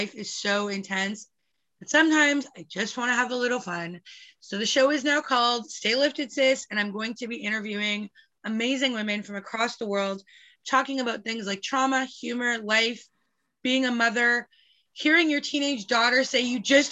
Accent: Calgary, Alberta, Canada; I grew up in Calgary and I lived across the street exactly from CFB Calgary

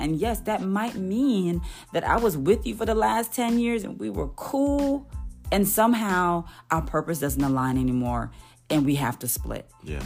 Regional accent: Jamaica; As a Jamaican daughter

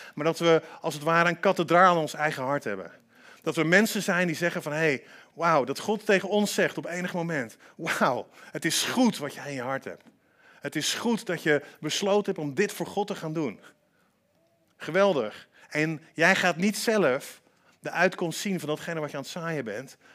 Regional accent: Antwerp, Flanders, Belgium; ik ben in Antwerpen opgegroeid

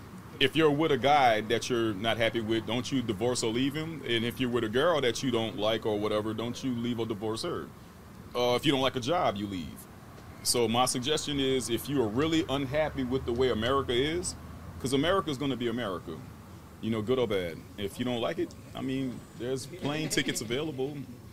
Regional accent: United States; born there; Yes, I'm American regardless. I don't care what happens here. This is where I was born.

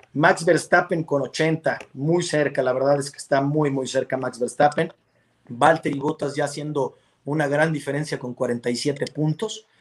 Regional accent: Mexico; somos mexicanos

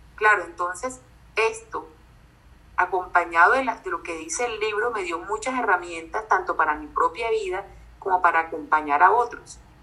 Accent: Barranquilla, Atlántico, Colombia; accent: barranquillero; yo soy colombiana, creo que más de uno que está escuchando ya se las pilló, nací en Barranquilla

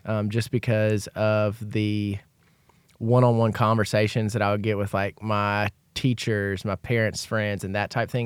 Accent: Ozark, Alabama, United States; I grew, grew up in Ozark, Alabama

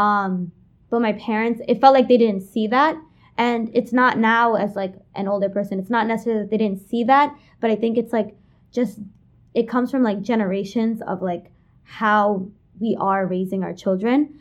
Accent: New York City, New York, United States; I was born and raised in Kensington, Brooklyn, like you said. Been there my whole life in the same house for twenty-one years.

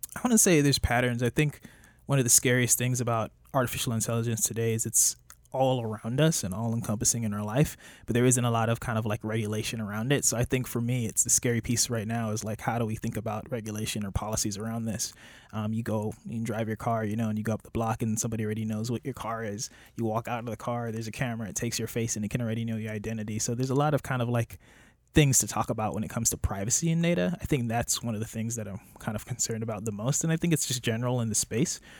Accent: Miami Gardens, Florida, United States; also born or lived in Jamaica; I was raised in Miami. I grew up in Miami Gardens.

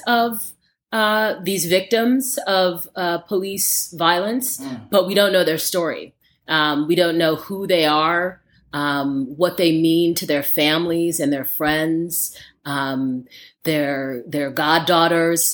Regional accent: New York, United States; I grew up here in New York, where I'm talking from

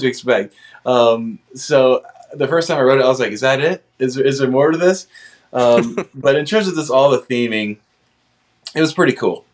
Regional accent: Cincinnati, Ohio, United States; I grew up in the Cincinnati area mostly

